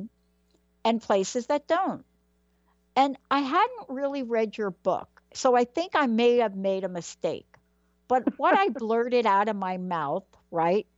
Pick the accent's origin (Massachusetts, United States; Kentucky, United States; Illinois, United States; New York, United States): New York, United States; New York City; also born or lived in New Jersey; now in Pacific Northwest, United States; I was born in the Bronx, right? Everything is cement.